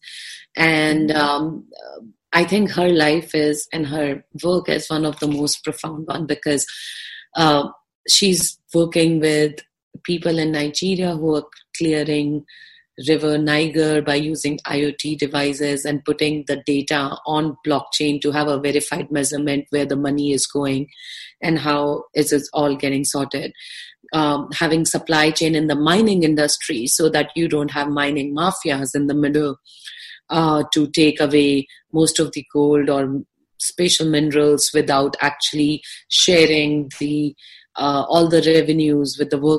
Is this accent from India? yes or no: yes; India; I'm an Indian citizen, which I am